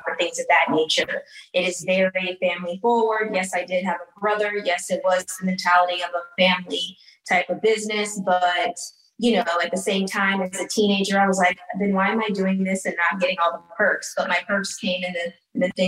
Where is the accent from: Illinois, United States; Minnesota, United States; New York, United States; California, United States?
California, United States; Los Angeles; I grew up in Hancock Park